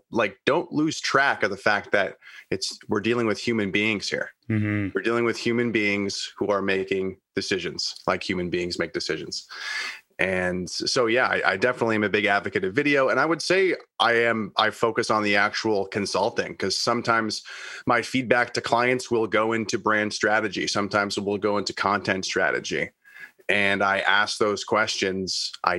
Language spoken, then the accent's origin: English; Kingston, Ontario, Canada; Well, I grew up in Kingston, Ontario, Canada. Went to school for media studies in London, Ontario, and also radio broadcasting.